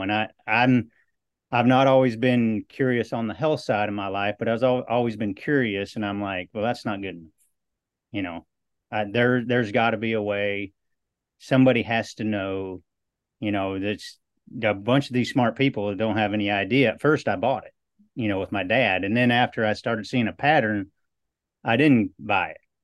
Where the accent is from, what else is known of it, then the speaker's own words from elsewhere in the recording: Western Iowa, United States; now in Southeast Texas, United States; I grew up in Western Iowa